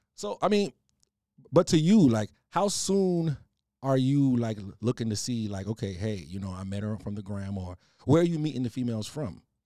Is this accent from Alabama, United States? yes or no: no; New York City, New York, United States; accent: island twang, a little Trinidad; also born or lived in Trinidad (parents); I'm from New York, though. Queens seven one eight